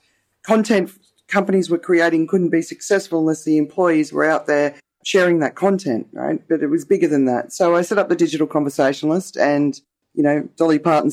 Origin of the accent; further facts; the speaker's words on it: Australia; accent: Australian; now in Thailand; my accent is Australian. I'm obviously not Thai